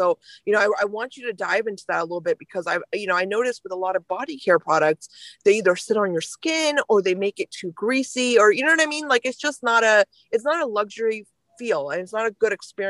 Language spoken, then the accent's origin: English; India; my family's from India, I was born in India as well